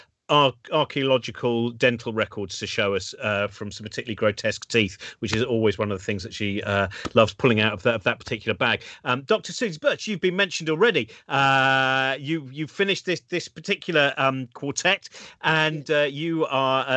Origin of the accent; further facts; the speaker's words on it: Hertfordshire, East of England, United Kingdom; I was brought up in Hertfordshire